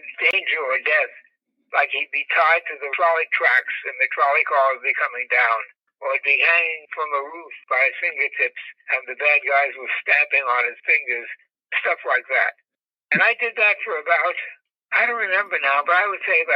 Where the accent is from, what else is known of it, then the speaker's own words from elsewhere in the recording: New York City, New York, United States; also born or lived in Manhattan, New York; when we were 4 years old, we moved across the Harlem River from Manhattan into the Bronx